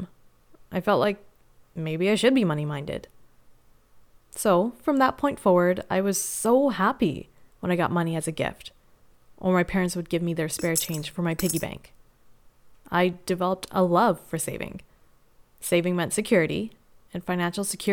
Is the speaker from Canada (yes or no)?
yes; Canada; they moved to Canada, which is where I was born.